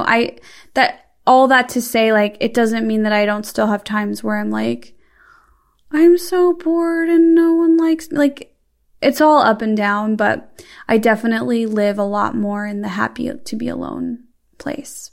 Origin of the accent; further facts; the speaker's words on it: Midwest, United States; I'm from the Midwest